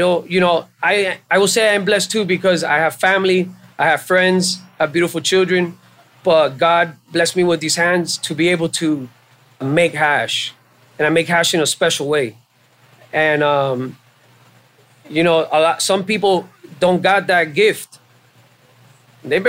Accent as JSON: {"language": "English", "town": "Hialeah", "region": "Florida", "country": "United States", "tie": "born or raised there", "also_born_or_lived": "Miami", "moved": "as an adult", "said": "I was raised in Hialeah. There's a lot of Cubans in Hialeah"}